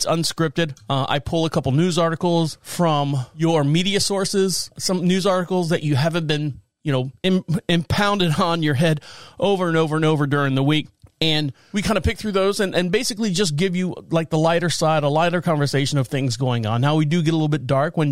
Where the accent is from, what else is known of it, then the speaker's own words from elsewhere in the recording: Orlando, Florida, United States; moved away as an adult; now in North Carolina, United States; I've been in North Carolina here since 2014, born and raised in Orlando, Florida.